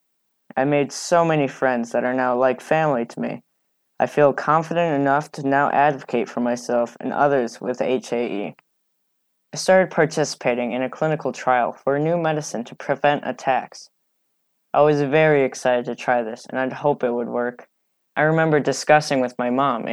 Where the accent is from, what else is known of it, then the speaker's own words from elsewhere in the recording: Chicago, Illinois, United States; I'm from Chicago, Illinois, and I'm 13 years old